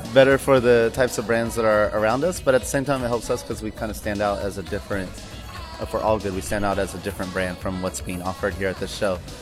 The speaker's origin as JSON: {"language": "English", "town": "Sacramento", "region": "California", "country": "United States", "said": "we're from Sacramento, and Sacramento has such a amazing skate culture"}